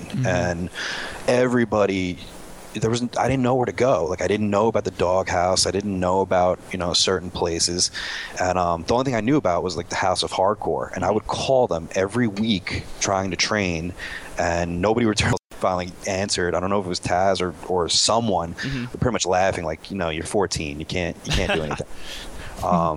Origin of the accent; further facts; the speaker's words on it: New York City, New York, United States; also born or lived in Long Island; we lived in Long Island. I'm from Queens.